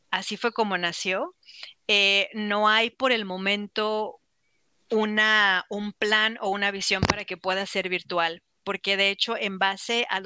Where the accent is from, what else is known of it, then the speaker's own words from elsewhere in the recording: Cancún, Quintana Roo, Mexico; moved away; Sí, de Cancún, Cancún, México. De Cancún.